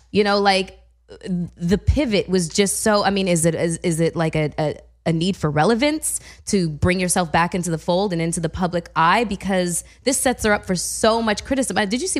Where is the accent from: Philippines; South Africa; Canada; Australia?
Canada; I'm Canadian.